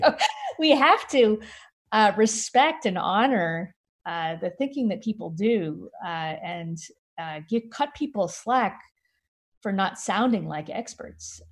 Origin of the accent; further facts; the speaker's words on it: San Francisco, California, United States; in my hometown, San Francisco, there's a Mechanics Institute library that I went to when I was in high school